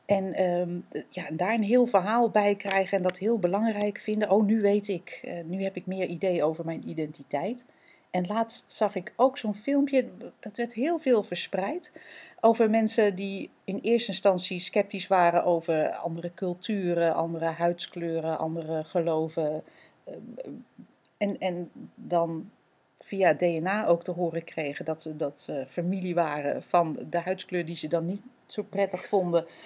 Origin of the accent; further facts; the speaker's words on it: Netherlands; wij zijn Nederlanders. En, en dus hebben wij van huis uit meegekregen.